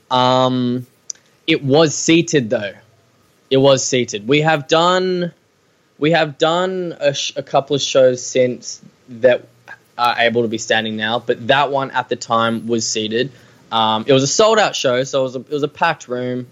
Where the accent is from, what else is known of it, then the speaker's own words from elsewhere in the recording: Australia; We need to really own own being Australian